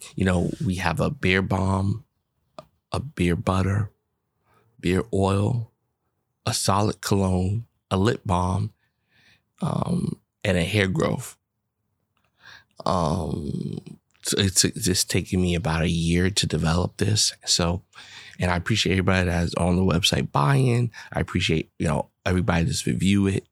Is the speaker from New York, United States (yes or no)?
yes; New York, United States; I'm a New Yorker